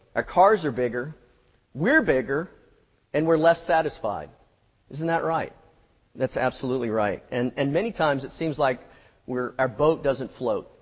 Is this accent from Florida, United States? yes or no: yes; Florida, United States; now in Mississippi, United States; I'm from Florida